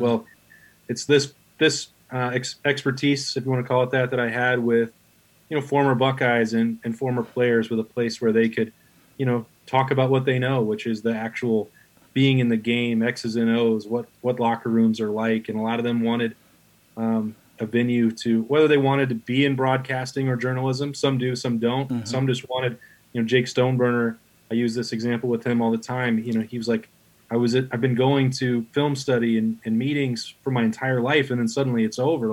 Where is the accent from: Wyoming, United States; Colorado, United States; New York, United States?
Wyoming, United States; moved away as an adult; also born or lived in Atlanta, Georgia / Tennessee; now in Columbus, United States; I was had an academic scholarship to Wyoming, uh, my home state